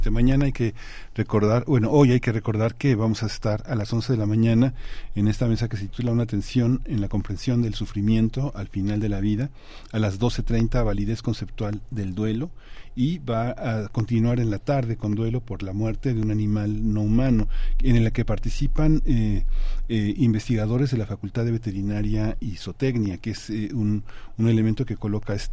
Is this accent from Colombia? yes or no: yes; Colombia; ahora que tú comentas soy colombiano hay una hay una idea de la muerte que ha atravesado el continente